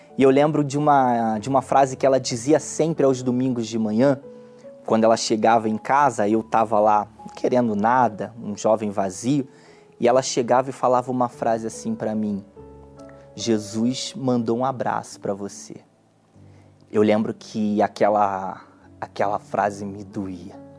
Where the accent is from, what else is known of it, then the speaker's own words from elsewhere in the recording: Belford Roxo, Rio de Janeiro, Brazil; eu nasci em Belfort Roxo, um bairro pobre do Rio de Janeiro que fica na Baixada Fluminense